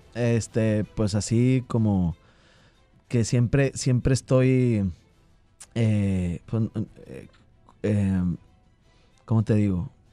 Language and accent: Spanish; Santiago, Nuevo León, Mexico; also born or lived in Monterrey, Nuevo León; Soy de Santiago, Nuevo León. Nací en Monterrey, Nuevo León y, vivo este, en Santiago, Nuevo León